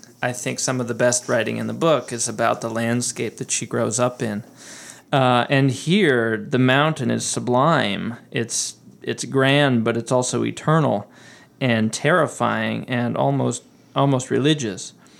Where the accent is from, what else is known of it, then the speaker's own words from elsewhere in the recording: Midwest, United States; moved away as an adult; I grew up in the Midwest, so I'm still getting used to seeing mountains around me.